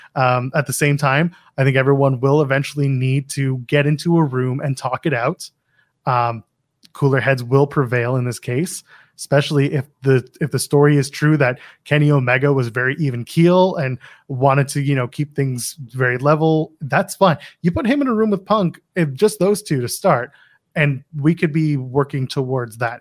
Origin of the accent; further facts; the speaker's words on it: Canada; I'm Canadian